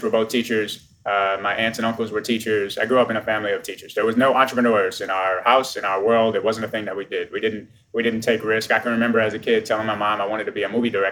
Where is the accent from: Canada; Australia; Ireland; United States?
United States; New Orleans, Louisiana; I'm from New Orleans, Louisiana, which is the accent that you hear.